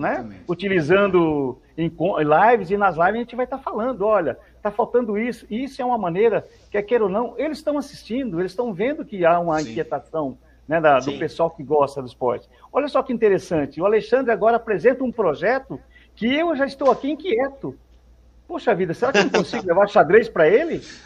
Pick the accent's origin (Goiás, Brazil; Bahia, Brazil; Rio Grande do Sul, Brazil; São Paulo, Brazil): São Paulo, Brazil; Novo Horizonte; Eu sou de Novo Horizonte, né? Eu sou de Novo Horizonte, certo. lá perto de São José do Rio Preto